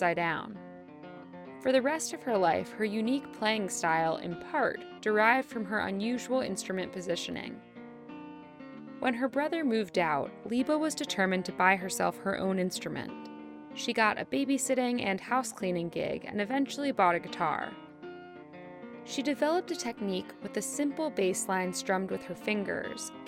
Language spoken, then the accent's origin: English; North Carolina, United States; my home state of North Carolina